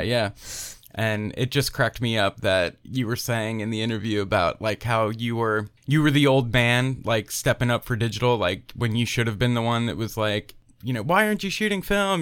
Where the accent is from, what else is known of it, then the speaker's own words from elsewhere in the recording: Pennsylvania, United States; moved away as an adult; also born or lived in Philadelphia; now in Tennessee, United States; I'm originally from Pennsylvania